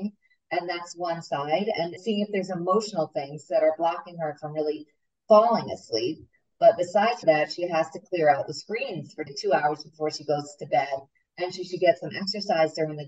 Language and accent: English; New York, United States; moved away; I'm from New York